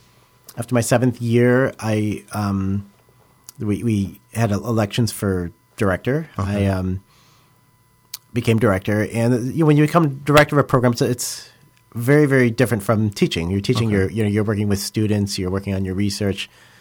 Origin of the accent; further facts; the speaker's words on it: Illinois, United States; Sure. I grew up outside of Chicago.